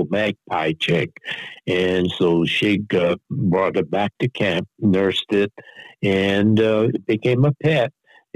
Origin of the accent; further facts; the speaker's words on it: San Francisco, California, United States; we made a trip up to San Francisco because that's both Shig and our and my hometown